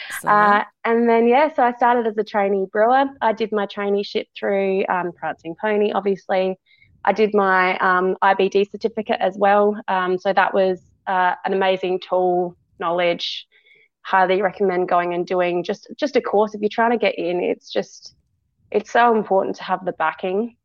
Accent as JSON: {"language": "English", "region": "South Australia", "country": "Australia", "tie": "born or raised there", "also_born_or_lived": "England / Tasmania", "said": "moved over here with my family when I was about 4 years old"}